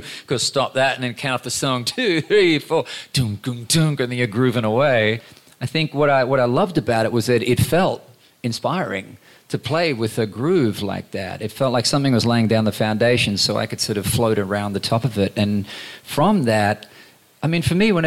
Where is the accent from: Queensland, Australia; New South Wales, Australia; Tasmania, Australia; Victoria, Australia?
Queensland, Australia; growing up in Queensland